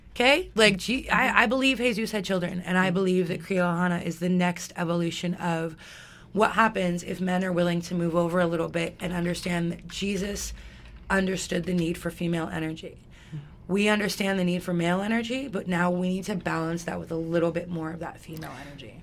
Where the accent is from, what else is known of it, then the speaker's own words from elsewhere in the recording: Alberta, Canada; also born or lived in Calgary; I grew up in White Rail, Alberta, which is like the Texas of Alberta.